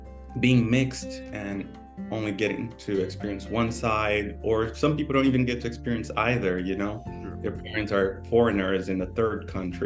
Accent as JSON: {"language": "English", "country": "Brazil", "tie": "born or raised there", "also_born_or_lived": "South Africa / Nigeria", "moved": "as an adult", "lives_now": "Delaware, United States", "said": "I was raised in Brazil for the most part, lived in South Africa for a few years, so I went to middle school in South Africa. I did 1 year of high school in Nigeria, then I moved back to Brazil"}